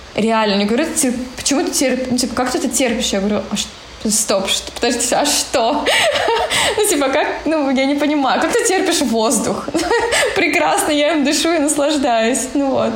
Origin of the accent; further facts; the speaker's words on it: Siberia, Russia; moved away; В нашу Сибирь. Ну, я думаю, что да. Тянет меня все равно в родные края